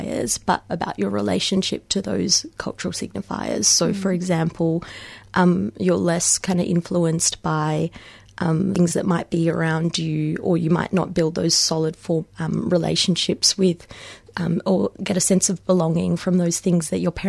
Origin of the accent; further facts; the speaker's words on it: Melbourne, Victoria, Australia; also born or lived in Mumbai, India; moving over here when I was six, and having spent all of my life, the majority of my life since in Melbourne or Australia